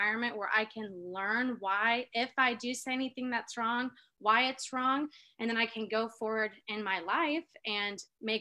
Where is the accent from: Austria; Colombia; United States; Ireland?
United States; the South; I'm like from the South